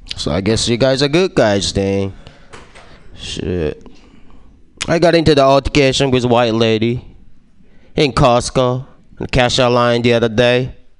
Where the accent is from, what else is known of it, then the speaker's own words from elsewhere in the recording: Japan; English is a second language; moved away; I was born and raised in Japan, and uh, I got an accent